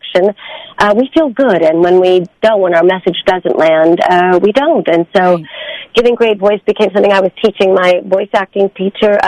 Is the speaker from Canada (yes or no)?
no; New York City, New York, United States; my school at the time, being a New Yorker, was on 63rd Street